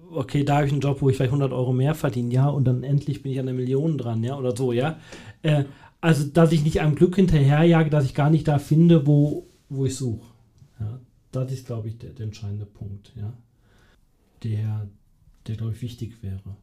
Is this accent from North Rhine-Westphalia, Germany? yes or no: yes; North Rhine-Westphalia, Germany; born or raised there; now in Münsterschwarzach, Germany